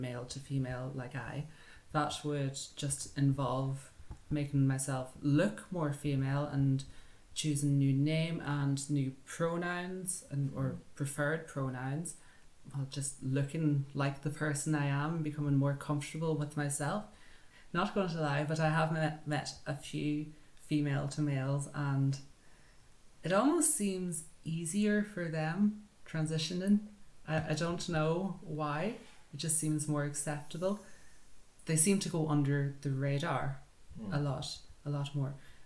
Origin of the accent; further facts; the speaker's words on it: County Donegal, Ireland; I'm from Donegal in Ireland